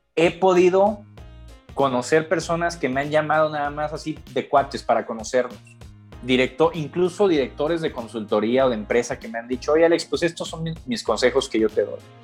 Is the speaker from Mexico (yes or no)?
yes; Monterrey, Nuevo León, Mexico; also born or lived in Mexico City; regresar a, a, Monterrey, de donde soy originario